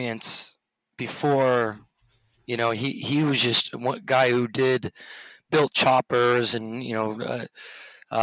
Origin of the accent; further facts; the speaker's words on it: Sacramento, California, United States; moved away as an adult; also born or lived in Europe; I grew up in the Sacramento area